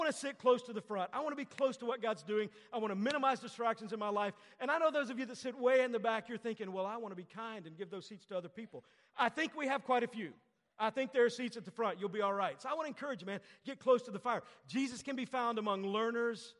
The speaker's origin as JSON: {"language": "English", "region": "Texas", "country": "United States", "tie": "born or raised there", "said": "I grew up in Texas."}